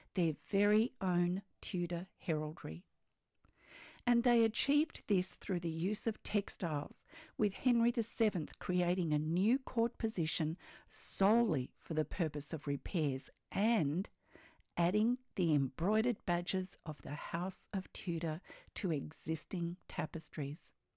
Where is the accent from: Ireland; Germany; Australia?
Australia; I'm an Australian textile artist